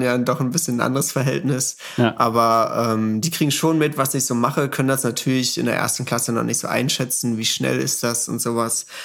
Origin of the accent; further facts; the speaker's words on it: Saxony-Anhalt, Germany; hier bei uns in Sachsen-Anhalt